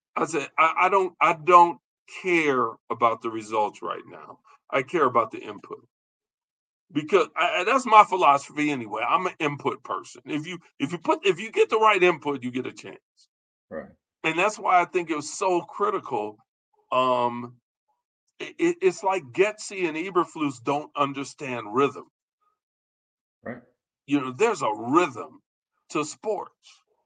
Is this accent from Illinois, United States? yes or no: yes; Chicago, Illinois, United States; We're from Chicago.